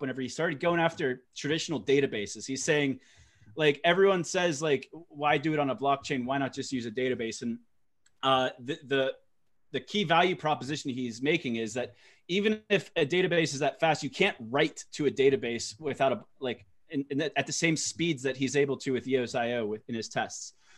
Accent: United States; I'm American

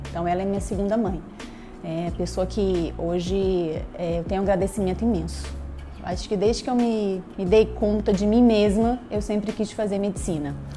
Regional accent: Niterói, Rio de Janeiro, Brazil; nasci em Niterói, no Rio de Janeiro

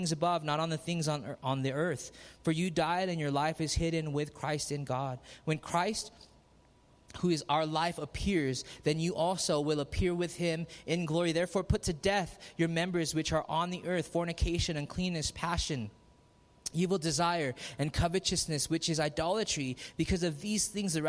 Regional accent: Philippines; I'm Filipino

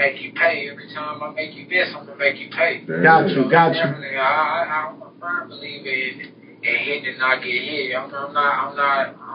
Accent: Memphis, Tennessee, United States; I'm from Memphis, Tennessee, name of Orange Mound.

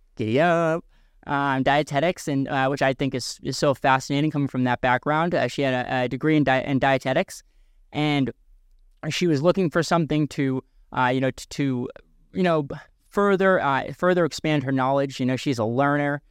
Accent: a couple of towns over from York, Maine, United States

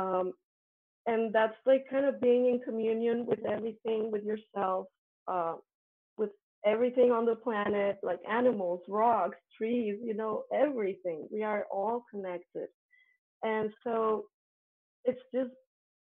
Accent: Colombia; English is a second language; moved away; I come from Colombia. Colombia has very Catholic schools. I was part of a very Catholic school

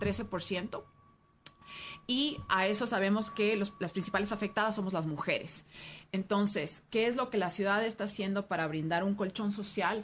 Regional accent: Quito, Pichincha, Ecuador; como quiteños

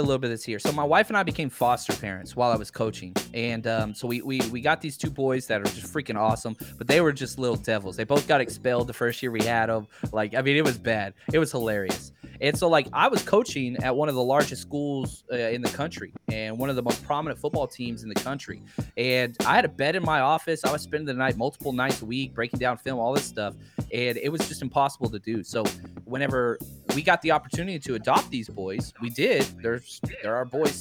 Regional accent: Dallas, Texas, United States; I was born and raised in Dallas

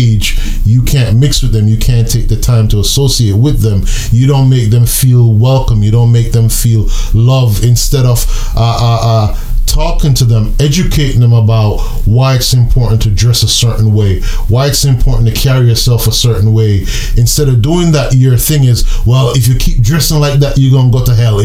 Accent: Jamaica; moved away; also born or lived in New York; I'm Jamaican.

